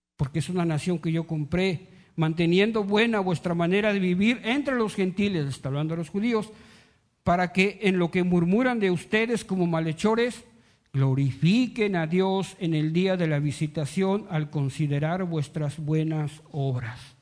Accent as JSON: {"language": "Spanish", "country": "Mexico"}